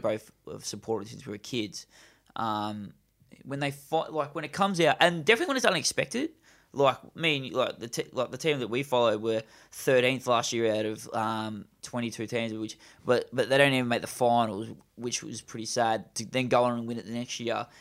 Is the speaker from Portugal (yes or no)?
no; Australia; as an Australian